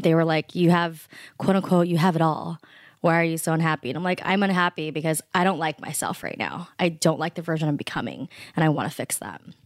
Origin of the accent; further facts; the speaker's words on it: United States; I'm Filipino American, first generation born here